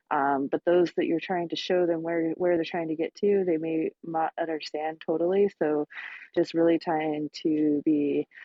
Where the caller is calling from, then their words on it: Seattle, Washington, United States; Sorry, I'm actually in Seattle, but am just starting my work day